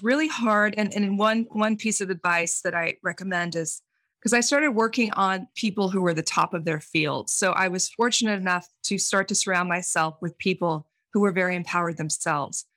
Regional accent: Central Valley of California, United States; I grew up in the Central Valley of California, and, and I grew up in a big farming family

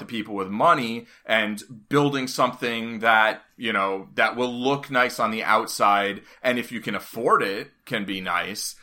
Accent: New York City, New York, United States; moved away as an adult; I grew up in Hell's Kitchen in the eighties and lived there until two, two thousand ten

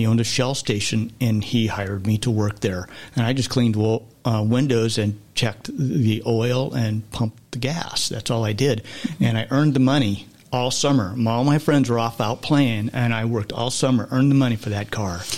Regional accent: Southern California, United States; growing up in Southern California

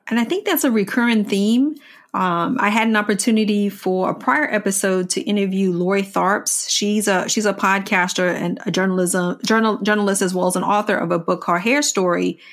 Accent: Washington, District of Columbia, United States; I grew up in Washington, D C. I grew up in the Fort Totten area, of D C.

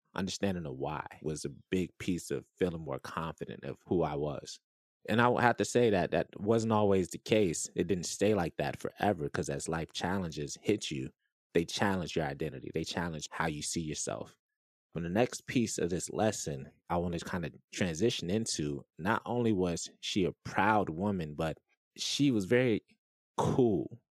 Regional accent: Orlando, Florida, United States; I grew up in Irving, Orlando, Florida.

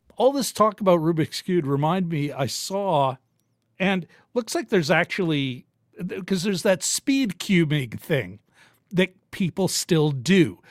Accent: Winnipeg, Manitoba, Canada; I'm born and raised in Winnipeg

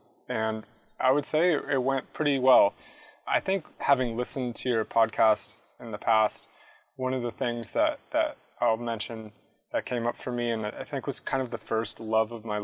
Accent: San Jose, California, United States; moved away as an adult; also born or lived in San Diego; San Jose, actually, originally. So I grew up in the Bay Area. I moved down to San Diego for college later.

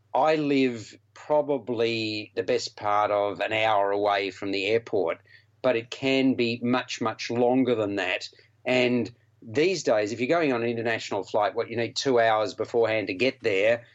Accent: Melbourne, Victoria, Australia; Melbourne being my hometown

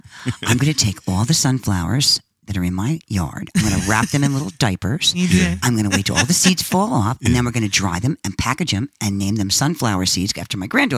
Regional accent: Mount Vernon, New York, United States; He from Mount Vernon, New York, where I'm my hometown

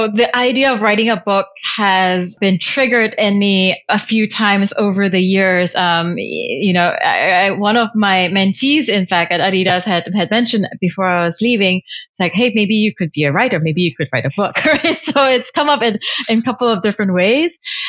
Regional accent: Kuala Lumpur, Federal Territory of Kuala Lumpur, Malaysia; Kuala Lumpur, Malaysia.

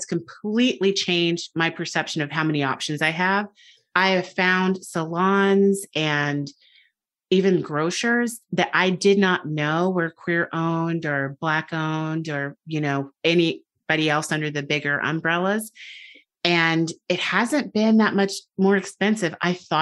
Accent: United States; moved away; I'm American. I'm very American

